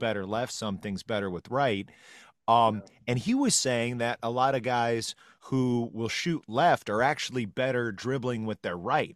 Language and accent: English; Peru, Indiana, United States; I'm from Peru, Indiana, home of Kyle Macy